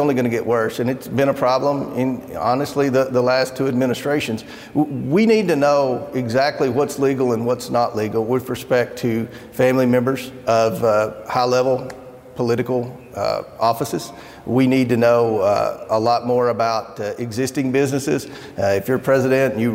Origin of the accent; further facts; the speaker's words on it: Kentucky, United States; my home state of Kentucky